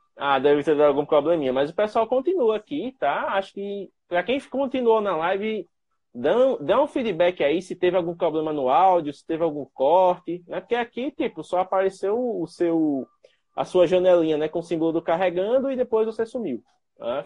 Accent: Penedo, Alagoas, Brazil; eu sou de Penedo, é uma cidade relativamente próxima.

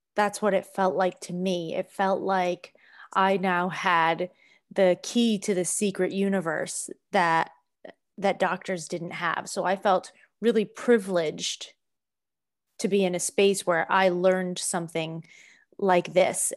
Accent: Boston, Massachusetts, United States; moved away; I'm from Boston originally

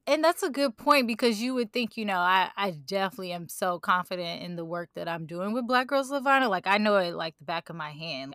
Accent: St. Louis, Missouri, United States; I wanna start a foundation here in Saint Louis for music programs for young women

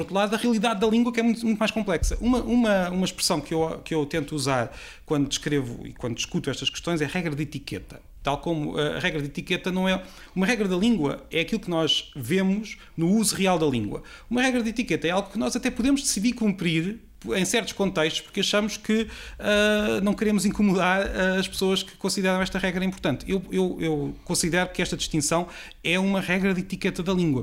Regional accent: Peniche, Centro, Portugal; a minha terra, de onde eu venho, que é de, de Peniche

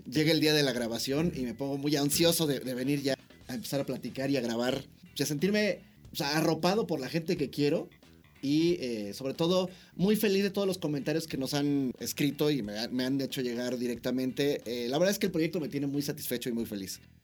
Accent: Mexico; como buen mexicano

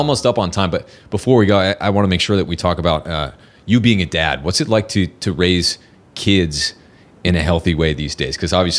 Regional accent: New Hampshire, United States; I remember when I was growing up in New Hampshire with my dad, there was such a huge difference between, you know, like eating fish

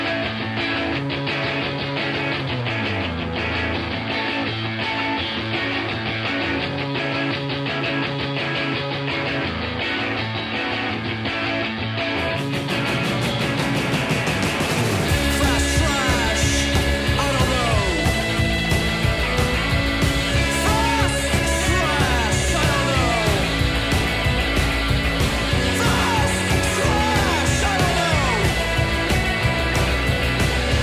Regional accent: New York, United States; I grew up in New York

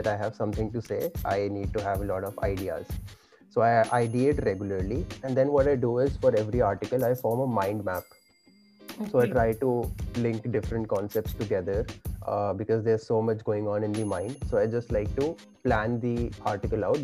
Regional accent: India; I was born and brought up in India

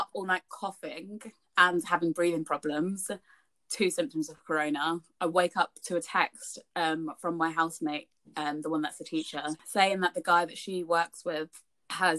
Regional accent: United Kingdom; Us being British

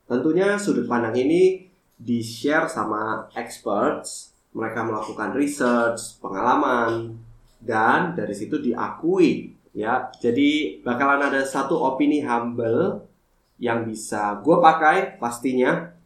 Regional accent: Sidoarjo, East Java, Indonesia; now in Jakarta, Indonesia; sampai 2020 gue memutuskan untuk balik ke Sidoarjo, kampung halaman gue untuk open my new uh, eh, F&B business.

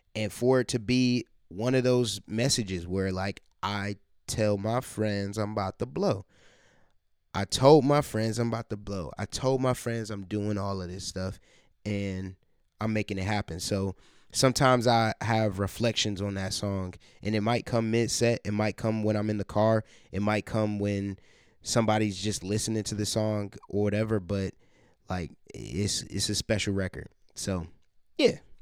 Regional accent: Columbus, Ohio, United States; Columbus is my hometown, my or my home base

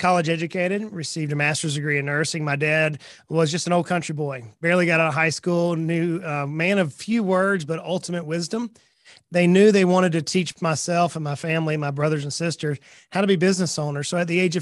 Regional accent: South Georgia, United States; moved away as an adult; now in Tennessee, United States; I was born and raised in South Georgia.

